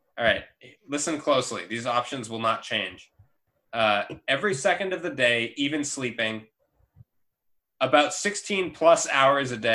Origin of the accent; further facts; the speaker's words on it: United States; we're from America.